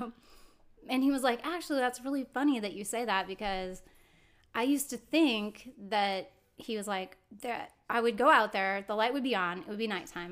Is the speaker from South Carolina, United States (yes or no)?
no; Rockford, Illinois, United States; now in California, United States; I was born and raised here in Rockford, Illinois. But I now live in California, so I've transplanted